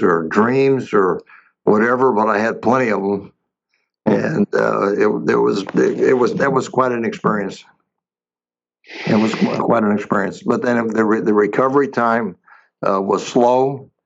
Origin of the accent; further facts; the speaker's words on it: Fresno, California, United States; also born or lived in Los Angeles; I actually moved back to Fresno, California, my hometown, where my kids and grandkids are